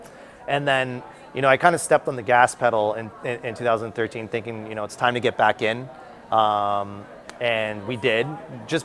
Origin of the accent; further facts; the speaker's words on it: Canada; I'm a Canadian